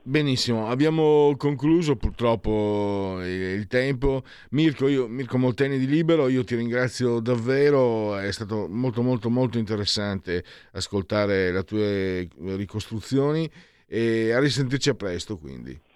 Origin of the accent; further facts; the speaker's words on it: Friuli-Venezia Giulia, Italy; now in Lombardy, Italy; vengo dal Friuli, insomma sono immigrato